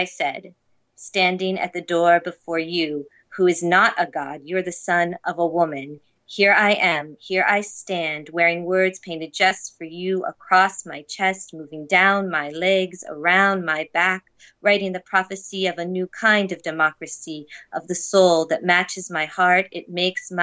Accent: United States; moved away as an adult; now in Toronto, Canada; I am an American living in Toronto in Toronto for the time being

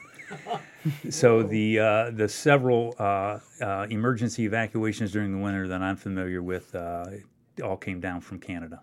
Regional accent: Loudonville, Ohio, United States; my hometown where I grew up, uh, Loudonville, Ohio

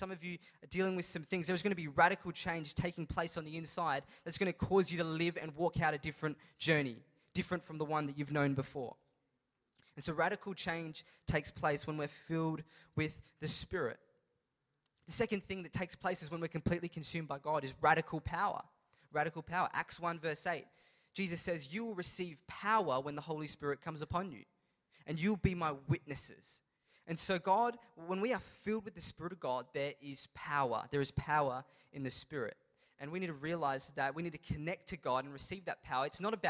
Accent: India; And it's not just because I'm Indian, because it's very stereotypical of Indians to become doctors.

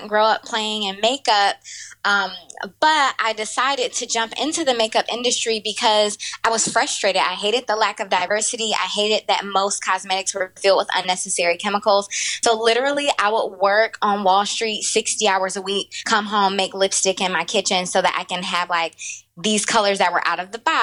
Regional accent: Detroit, Michigan, United States; moved away as an adult; also born or lived in Brooklyn, New York; I'm originally from Detroit. I grew up in Detroit

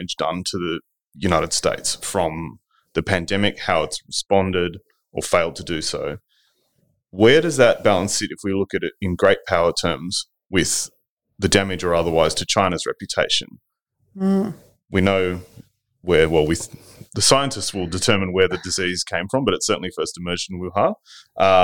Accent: Australia

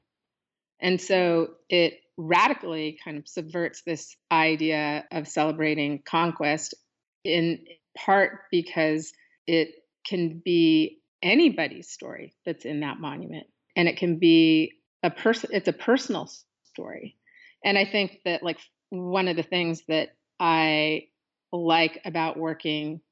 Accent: Pacific Northwest, United States; born or raised there

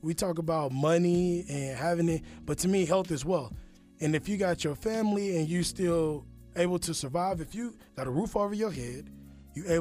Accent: Kansas City, United States; moved away as an adult; now in Atlanta, United States; I'm from Kansas City. And I moved here without a job

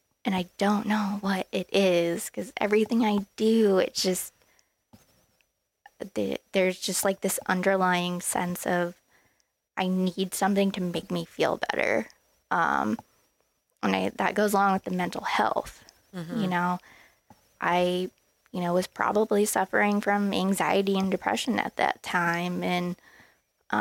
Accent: Columbus, Ohio, United States; I'm from Columbus

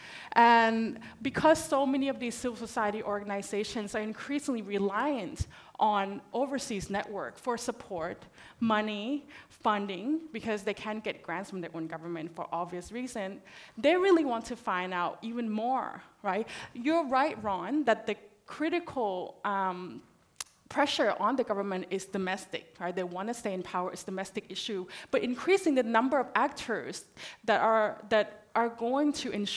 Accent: Thailand; now in Australia; I'm originally from Thailand

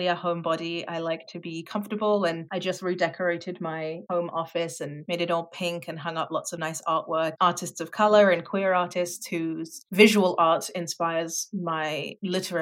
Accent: London, United Kingdom; moved away as an adult; also born or lived in France / Netherlands; now in Canada; I grew up in Southeast London and lived there until I was 10, and then we moved to France for a year and then came back to London. And so I spent my teenage years in London

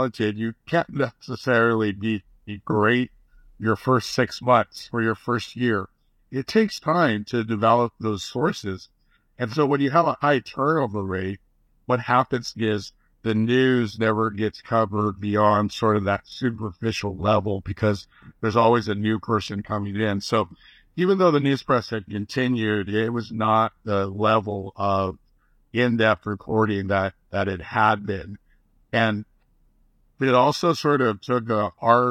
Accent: Goleta, California, United States; I grew up in Goleta, right next to Isla Vista.

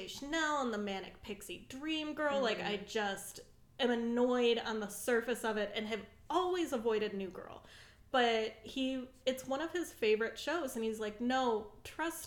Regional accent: Macomb County, Michigan, United States; I'm from Macomb County, Michigan

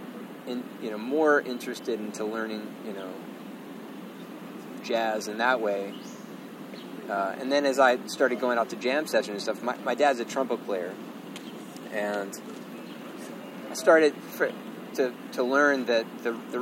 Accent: Lexington, Kentucky, United States; moved away as an adult; also born or lived in Chicago, United States; now in New York, United States; I grew up in Lexington, Kentucky

